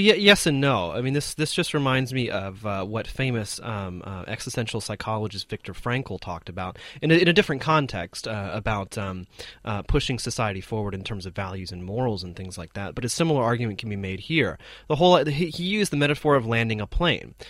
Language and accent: English; United States; now in China; my home country is that um, compared to many other developed countries, um, actually the United States